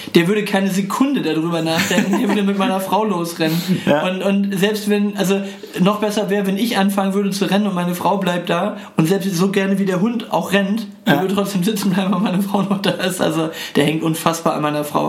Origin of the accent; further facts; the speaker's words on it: Germany; ich bin irgendwie stolz darauf, äh, äh, Deutscher zu sein